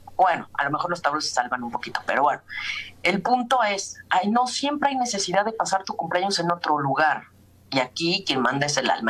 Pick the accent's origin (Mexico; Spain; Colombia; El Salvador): Mexico